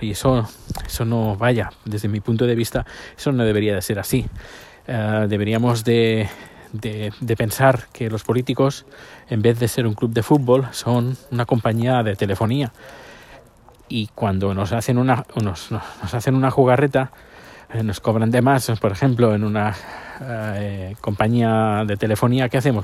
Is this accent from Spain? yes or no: yes; Terrassa, Catalonia, Spain; la ciudad donde yo nací, mi ciudad natal, Tarrasa